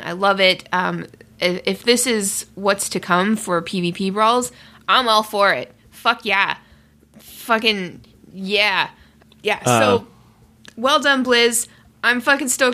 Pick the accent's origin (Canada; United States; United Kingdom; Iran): Canada; as a Canadian